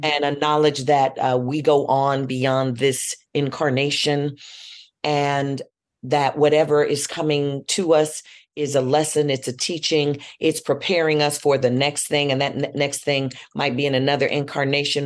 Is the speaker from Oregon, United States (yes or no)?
no; Chicago, Illinois, United States; I'm from Chicago. We're steppers